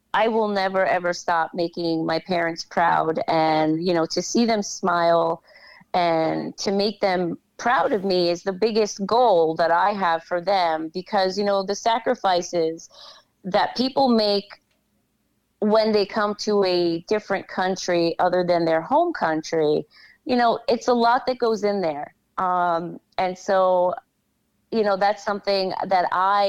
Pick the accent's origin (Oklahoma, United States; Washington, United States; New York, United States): New York, United States; New York City; also born or lived in Massafra, Apulia, Italy / Staten Island, New York; I came here when I was five